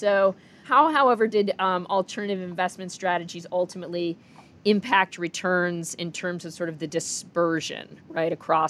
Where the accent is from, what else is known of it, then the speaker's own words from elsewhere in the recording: Minneapolis, Minnesota, United States; I grew up in Minneapolis.